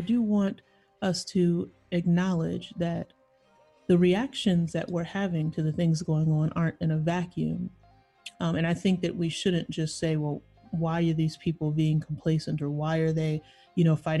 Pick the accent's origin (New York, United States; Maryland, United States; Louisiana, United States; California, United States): New York, United States; moved away; and I'm from New York